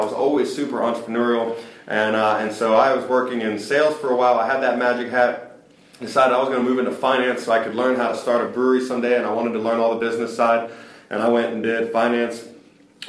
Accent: Stone Mountain, Georgia, United States; moved away as an adult; also born or lived in Atlanta, Georgia / South Carolina / East Coast; born and raised in Stone Mountain

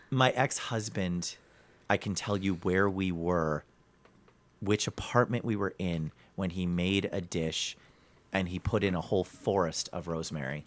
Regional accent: New Jersey, United States; now in Cleveland, United States; I'm from New Jersey

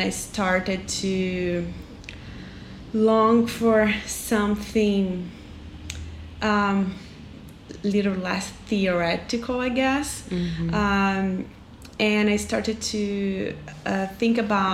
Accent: Juiz de Fora, Minas Gerais, Brazil; moved away as an adult; also born or lived in São Paulo / Salvador; now in Porto Alegre, Brazil; I'm from Juiz de Fora, Minas Gerais, and we're up south, well, we're down south in Porto Alegre now.

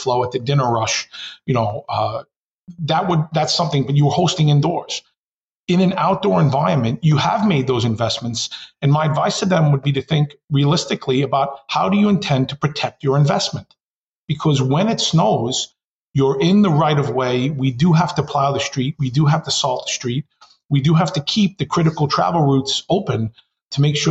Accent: New York City, New York, United States; as a consummate New Yorker

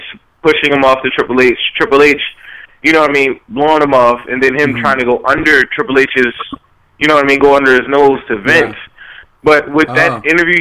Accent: Baltimore, Maryland, United States; I'm from Baltimore, Maryland, born and raised. East Baltimore, to be specific

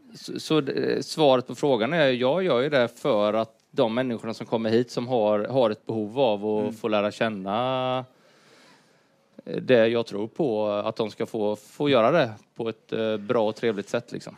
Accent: Huskvarna, Jönköping County, Sweden; moved away; jag är uppvuxen i Huskvarna

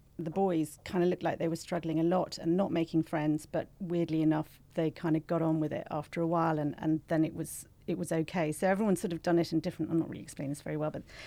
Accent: Ireland; moved away as an adult; also born or lived in United Kingdom; now in Singapore; I'm Irish

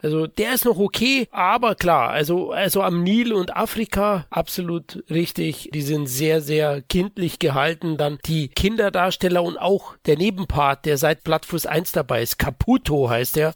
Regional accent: Bavaria, Germany; als Bayer

